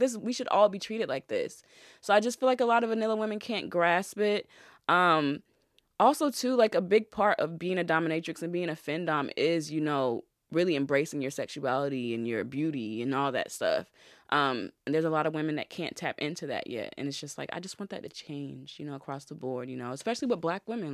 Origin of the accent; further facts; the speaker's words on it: North Carolina, United States; I'm from a country town. I'm from North Carolina. So I went to, like, a white country, southern school